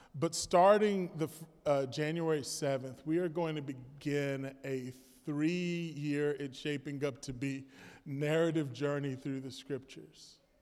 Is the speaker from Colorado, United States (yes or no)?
no; Florida, United States; I'm a Florida man